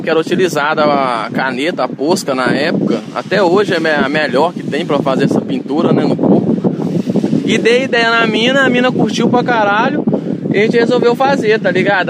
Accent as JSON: {"language": "Portuguese", "town": "Itabira", "region": "Minas Gerais", "country": "Brazil", "also_born_or_lived": "Portugal", "moved": "yes", "said": "na minha cidade, né, Itabira"}